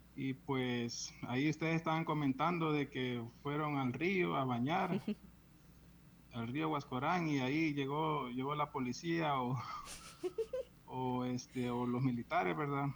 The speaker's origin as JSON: {"language": "Spanish", "country": "Honduras", "also_born_or_lived": "El Salvador", "said": "soy, soy catracho"}